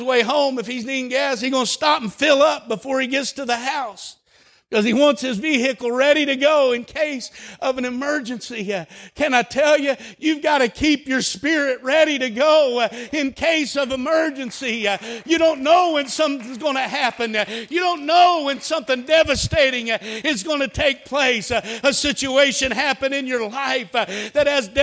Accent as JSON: {"language": "English", "town": "Holdenville", "region": "Oklahoma", "country": "United States", "tie": "born or raised there", "said": "I grew up in Holdenville"}